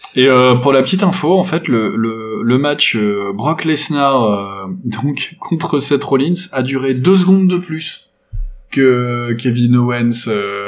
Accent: France; en tant que Français

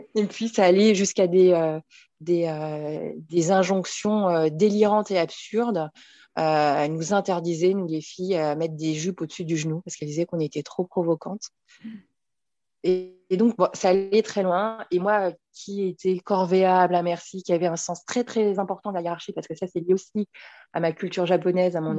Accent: Paris, Île-de-France, France; je suis née et j'habite à Paris

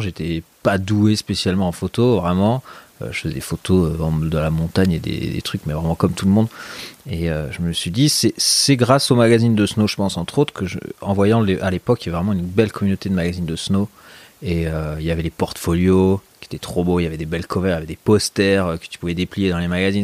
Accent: Meudon, Île-de-France, France; moved away as an adult; also born or lived in Lyon; je suis né à Lyon, mais j'ai grandi à Paris. Et euh, voilà, les 17 premières années de ma vie, j'étais collé à Paname. Quoi. Dans quel coin J'étais dans la banlieue de, Meudon

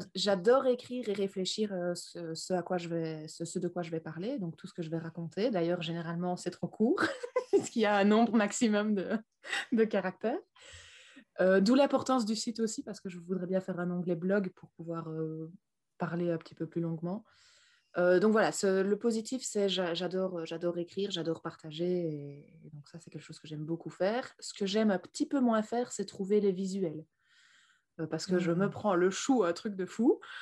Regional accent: Belgium; je viens de Belgique

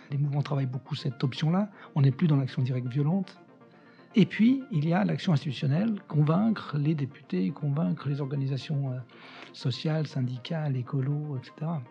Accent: Algeria; born there; Euh, je suis né en Algérie, dans un pays qui était en train de se défaire, d'une France qui était en train de perdre ses colonies

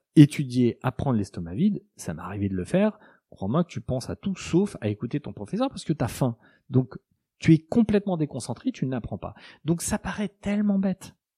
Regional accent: Alsace, Grand Est, France; moved away as an adult; now in Paris, France; moi aussi, je suis Alsacien

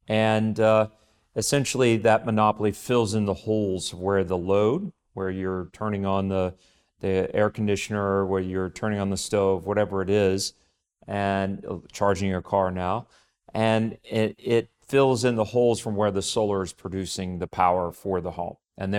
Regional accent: Texas, United States; I grew up in Texas, where, of course, oil and gas is king.

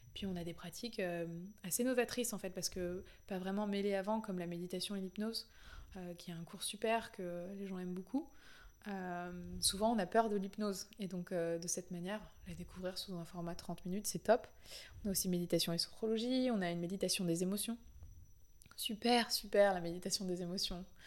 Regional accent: Paris, Île-de-France, France; moved away as an adult; also born or lived in Canada; j'ai toujours été hyper attachée à Paris, c'est ma ville natale

